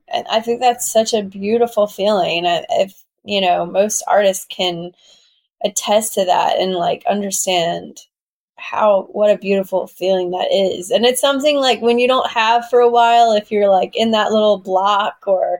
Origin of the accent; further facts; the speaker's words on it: Southwest Georgia, United States; moved away as an adult; now in New York City, United States; I'm from Southwest Georgia. So I'm from a really small town where people go to hunt